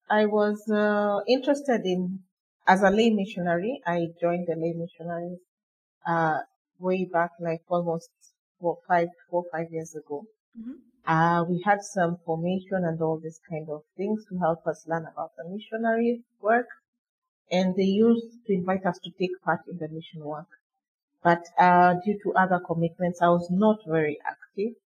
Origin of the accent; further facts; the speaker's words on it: Nairobi, Kenya; I live in Nairobi. I grew up in Nairobi.